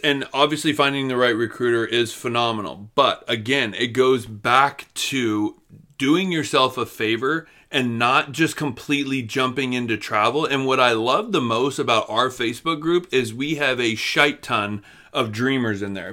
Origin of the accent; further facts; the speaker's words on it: Florida, United States; moved away; we come from Florida